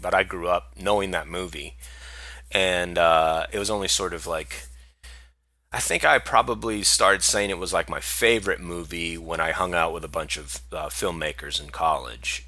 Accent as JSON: {"language": "English", "region": "Hawaii", "country": "United States", "tie": "born or raised there", "said": "I grew up in Hawaii"}